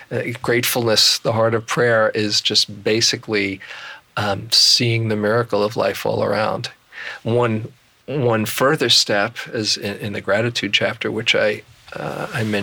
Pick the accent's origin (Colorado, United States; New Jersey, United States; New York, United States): New York, United States; New York City; I was from Queens